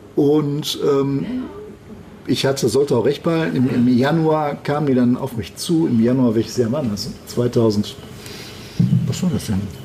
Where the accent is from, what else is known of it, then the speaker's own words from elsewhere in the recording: Gevelsberg, North Rhine-Westphalia, Germany; moved away as an adult; now in Düsseldorf, Germany; gebürtig aus Gevelsberg, also nicht aus Düsseldorf